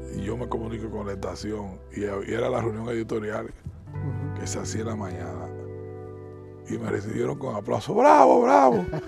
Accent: Dominican Republic; moved away; no me fui de República Dominicana, yo diría, siempre estuve aquí presente

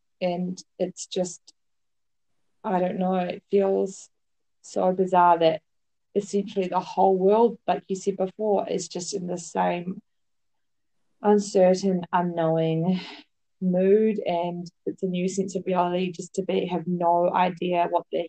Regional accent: New Zealand; moved away as an adult; also born or lived in Melbourne, Australia; now in Paris, France; I'm in Paris, I'm from New Zealand, moved to Melbourne after I finished my uni degree.

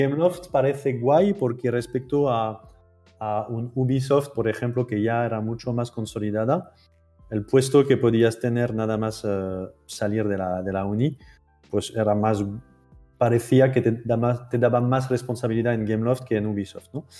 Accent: France; accent: French; Spanish is a second language; moved away as an adult; now in Barcelona, Spain; siento por antelación mi terrible acento francés. Llevo. Llevo 10 años aquí

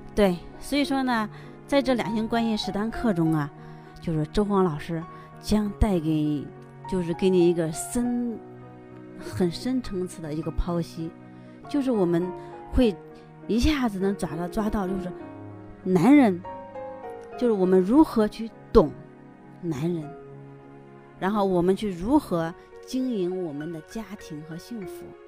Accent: China; 我们中国人

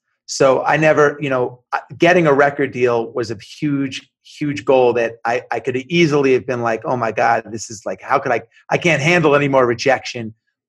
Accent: Long Island, New York, United States; moved away; I grew up in New York, in Long Island in the 80s

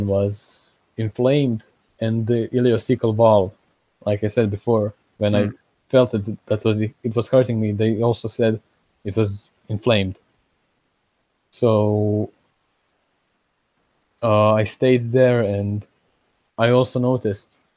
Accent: Osijek, Osijek-Baranja County, Croatia; here in Croatia, in Osijek, where I live, in my hometown

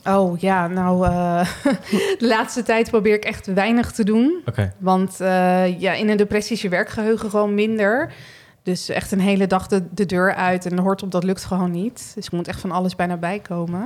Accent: Rotterdam, South Holland, Netherlands; moved away as an adult; also born or lived in Groningen; now in Berkel, Netherlands; Ik kom uit Rotterdam

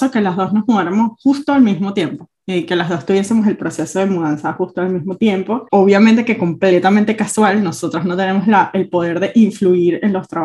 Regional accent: Argentina; now in Switzerland; Cuando yo me mudé de Argentina a Suiza, yo hice muy consciente como todas las cosas que no quería repetir.

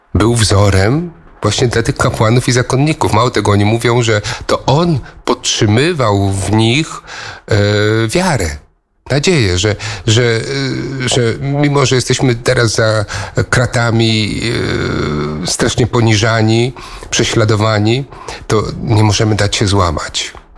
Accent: Koszalin, West Pomeranian Voivodeship, Poland; moved away as an adult; also born or lived in Gniezno / Hungary; now in Eger, Hungary; urodziłem się, wychowałem w Krzelinie, ale nie mogę powiedzieć, że pochodzę z Koszalina

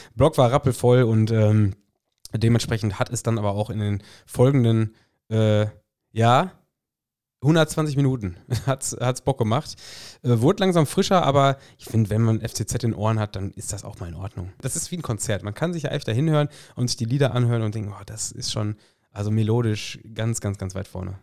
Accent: North Rhine-Westphalia, Germany; hier in Westfalen

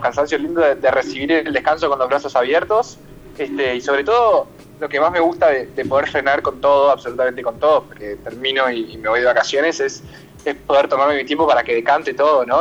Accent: Argentina; also born or lived in San Rafael, Mendoza, Argentina; sí nací en, en, San Rafael de Mendoza porque la familia mi papá vive allá y mi familia paterna tiene finca hace muchos años. Y, y bueno, entonces, pero me crié acá con mi mamá desde muy chico

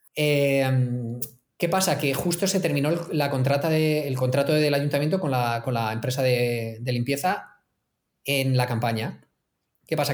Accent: Elche, Valencian Community, Spain; yo soy de Elche

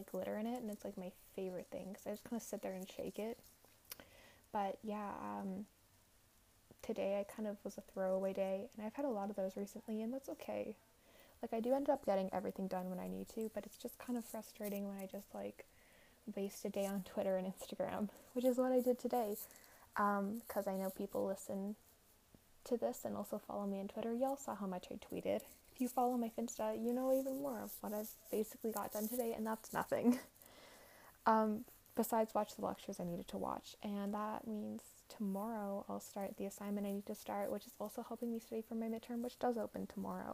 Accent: Alberta, Canada; now in Montreal, Canada; I'm originally from Alberta, and there is snow on the ground in my hometown.

